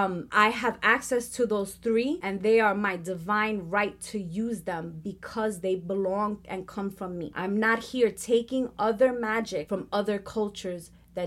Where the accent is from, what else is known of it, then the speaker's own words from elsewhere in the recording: Puerto Rico; That was, as a Puerto Rican, I'm highly affected by the slave trade. Because of that, I come from Spaniard descendants. I come from Indian descendants.